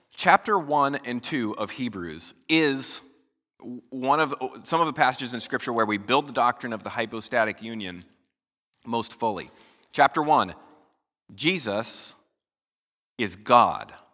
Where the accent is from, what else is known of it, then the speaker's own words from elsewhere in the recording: United States; as American Christians